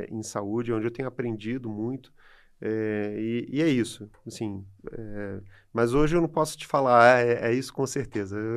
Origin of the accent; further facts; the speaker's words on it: Brazil; E aí, enfim, a gente é brasileiro, a gente sabe das deficiências que o país tem, das limitações é, que existem.